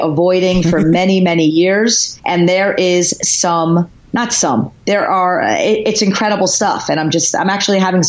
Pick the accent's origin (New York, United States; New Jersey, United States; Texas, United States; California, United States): New Jersey, United States; I am from Jersey. Yeah. I am proud, born and bred Jersey girl.